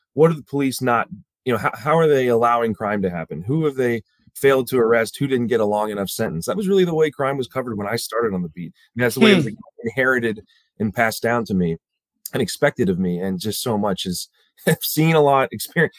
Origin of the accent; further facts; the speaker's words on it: suburbs of Baltimore, Maryland, United States; I grew up in the suburbs of Baltimore.